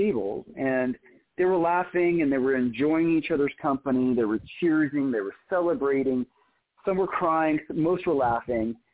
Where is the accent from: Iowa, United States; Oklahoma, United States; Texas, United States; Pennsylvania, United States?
Oklahoma, United States; also born or lived in Israel; I was born in Israel and grew up in Oklahoma